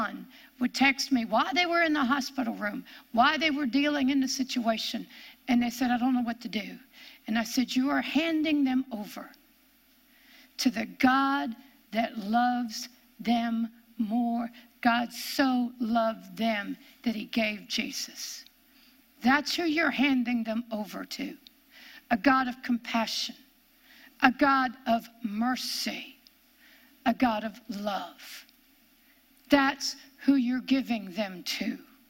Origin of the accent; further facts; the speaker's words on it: Pennsylvania, United States; born there; I came from West Pennsylvania, is where I was born.